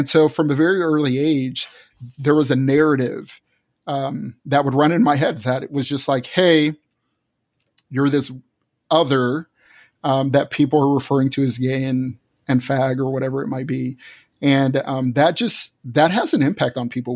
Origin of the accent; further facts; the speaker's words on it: Fort Worth, Texas, United States; moved away as an adult; I was born and raised in Texas, Fort Worth, Texas, and lived there till my early twenties